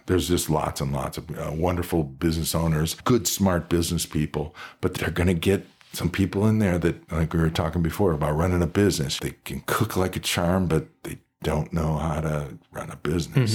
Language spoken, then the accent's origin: English; Cleveland, Ohio, United States; also born or lived in Columbus, Ohio; now in Reno, United States; I come from Cleveland